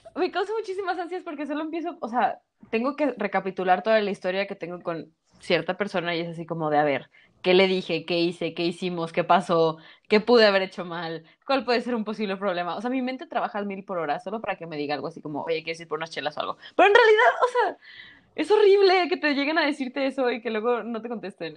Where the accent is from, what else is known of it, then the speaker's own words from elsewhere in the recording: Mexico; somos buenos mexicanos